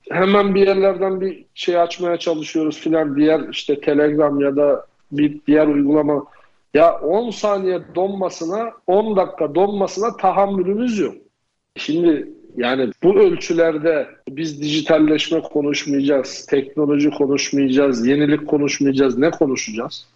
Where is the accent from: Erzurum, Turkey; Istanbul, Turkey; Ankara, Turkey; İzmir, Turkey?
Erzurum, Turkey; ben de Erzurumluyum